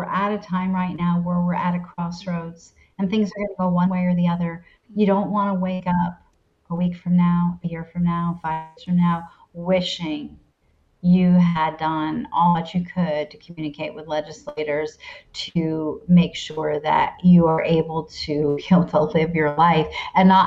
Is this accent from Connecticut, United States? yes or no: yes; Connecticut, United States; I was born in Connecticut